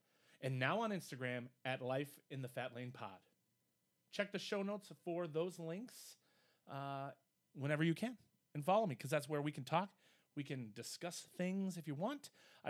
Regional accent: Midwest, United States; We're from the Midwest, so we don't really like talking about ourselves.

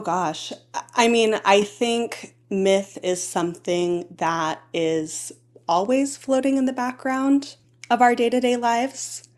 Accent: Homer, Alaska, United States; I grew up in Homer, and, and I had a very beautiful childhood

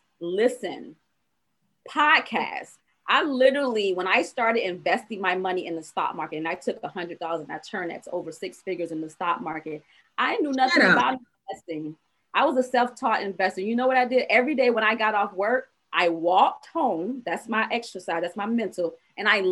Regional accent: Savannah, Georgia, United States; I was from Savannah, Georgia

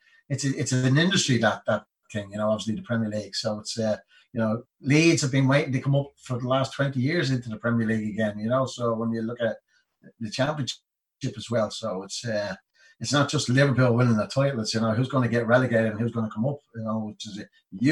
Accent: Dublin, Leinster, Ireland; I was born in Greenhills. I was born in the house my mother and father were living.

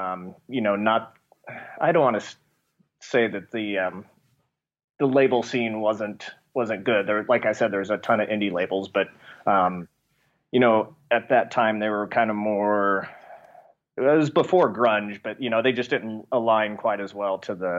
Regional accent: Nebraska, United States; growing up in Nebraska, you know, any major town is 8 hours away.

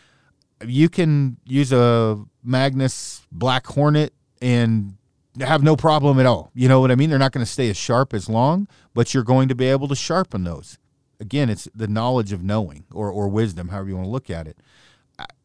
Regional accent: the West, United States; I'm from the West

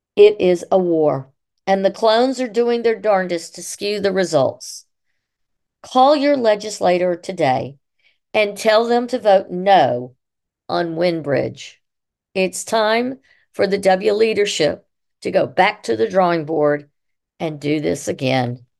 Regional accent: Columbus, Mississippi, United States; also born or lived in Syracuse, New York / Utah / Maryland / Illinois; I live in Columbus, Mississippi, and attend Saint Paul's Church on occasion, and I am a hip-, public historian. I grew up on Third Avenue South in the Historic District

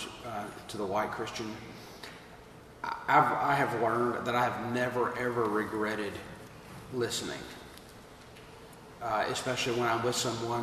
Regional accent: Alabama, United States; I'm from Alabama

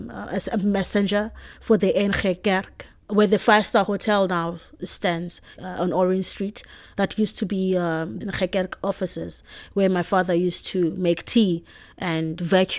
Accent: Cape Town, Western Cape, South Africa; I grew up in Khayelitsha. I grew up with both my parents, my mother and my father.

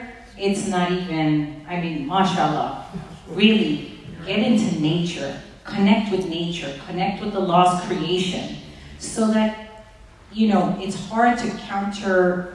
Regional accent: East Coast, United States; I mean, I'm from the East Coast.

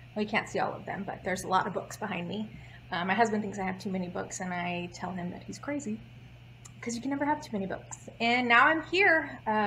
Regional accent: Houston, Texas, United States; Born and raised in Houston, Texas

